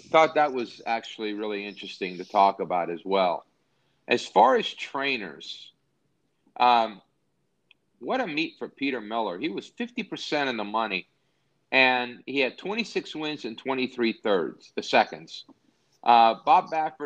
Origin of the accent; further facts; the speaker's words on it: Naples, Campania, Italy; moved away; my hometown in Napoli